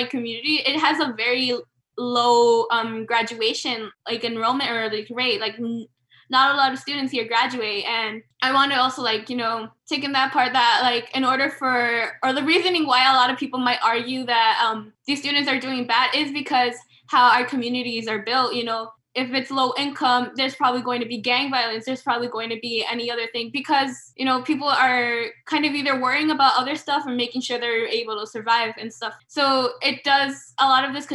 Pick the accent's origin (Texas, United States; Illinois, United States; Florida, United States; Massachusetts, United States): Illinois, United States; Chicago; growing up in Little Village